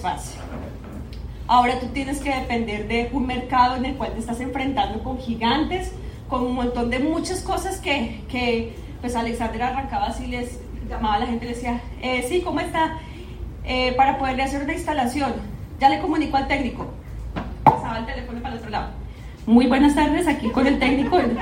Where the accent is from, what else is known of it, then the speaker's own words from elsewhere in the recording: Bogotá, Colombia; moved away as an adult; yo soy de Bogotá, Colombia. Allá, pues de mis orígenes, 34 años estuve allá viviendo en esa ciudad